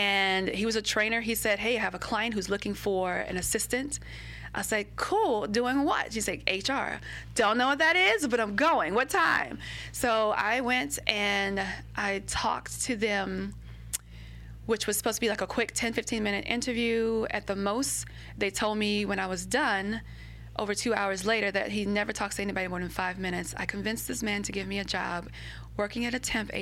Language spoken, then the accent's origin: English; Baton Rouge, Louisiana, United States; moved away as an adult; also born or lived in New York / San Diego / Jacksonville, Florida; I grew up in North Baton Rouge.